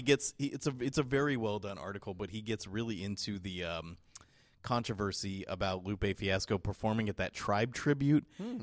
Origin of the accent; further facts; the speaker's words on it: San Jose, California, United States; I'm from San Jose, California